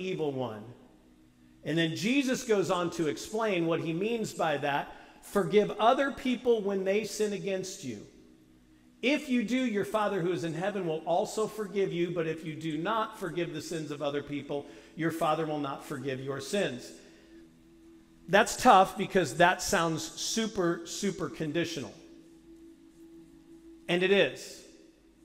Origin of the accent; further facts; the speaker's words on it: St. Louis, Missouri, United States; And I was raised in St. Louis.